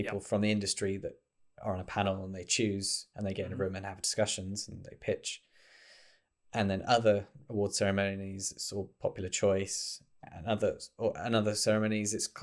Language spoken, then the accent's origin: English; United Kingdom; I'm British